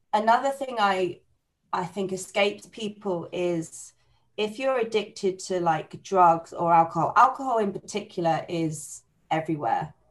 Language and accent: English; Buckinghamshire, South East England, United Kingdom; I'm from Buckinghamshire